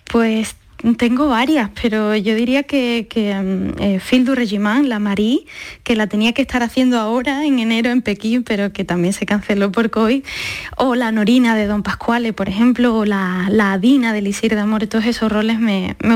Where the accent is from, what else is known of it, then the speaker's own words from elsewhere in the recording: Seville, Andalusia, Spain; soy muy de Sevilla, mi familia es muy sevillana con todas sus consecuencias